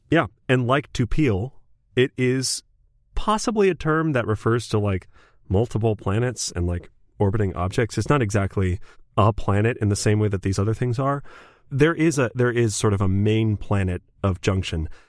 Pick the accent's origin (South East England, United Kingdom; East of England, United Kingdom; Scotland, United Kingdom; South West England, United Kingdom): Scotland, United Kingdom; I'm a Scottish dude